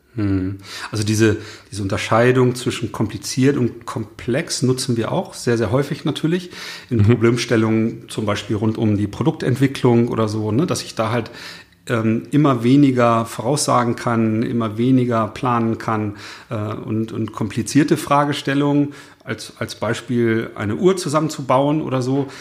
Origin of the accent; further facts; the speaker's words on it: the North, Northern Germany, Germany; der Dialekt ist vielleicht bei uns im Norden nicht so geläufig